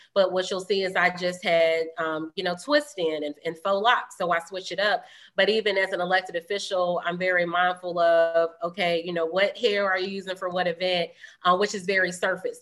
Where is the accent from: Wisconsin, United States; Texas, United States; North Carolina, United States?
North Carolina, United States; Greensboro; also born or lived in Durham, North Carolina; I'm from Greensboro. I wasn't born and raised in Durham